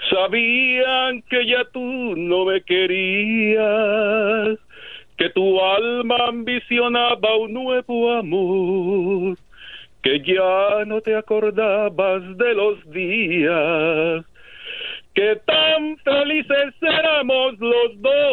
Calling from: Los Angeles, California, United States; Ah, de aquí del área de Los Ángeles

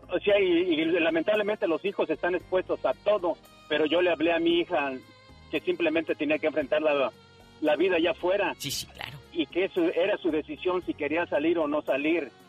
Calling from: Arizona, United States; de Arizona.

